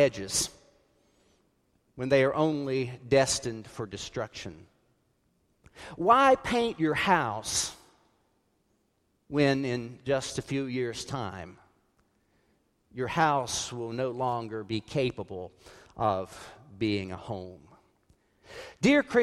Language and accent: English; South Carolina, United States; When I grew up in South Carolina